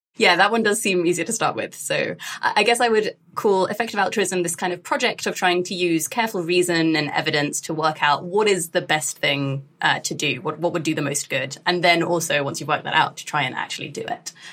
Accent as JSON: {"language": "English", "country": "United Kingdom", "tie": "born or raised there", "said": "I grew up in the UK, like as a British Asian Muslim during the kind of uh, war on terror period"}